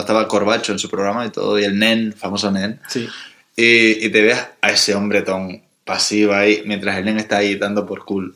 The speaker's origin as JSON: {"language": "Spanish", "region": "Canary Islands", "country": "Spain", "tie": "born or raised there"}